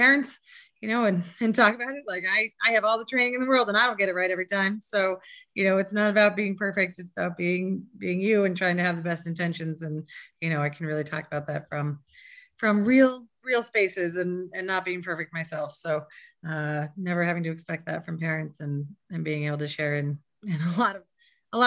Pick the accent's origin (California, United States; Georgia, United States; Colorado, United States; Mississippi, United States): Colorado, United States; Fort Collins; also born or lived in Boston; I'm from Fort Collins. I grew up here, actually in this house